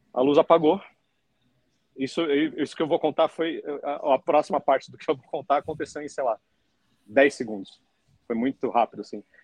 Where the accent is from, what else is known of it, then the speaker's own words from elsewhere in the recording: Brazil; como brasileiro